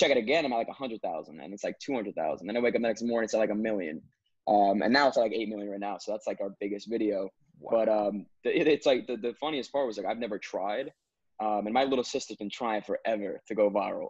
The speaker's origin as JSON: {"language": "English", "region": "New Jersey", "country": "United States", "said": "I'm from North Jersey. Yeah, so when you guys mentioned you go to FDU, I literally live 25 minutes away, Passaic County."}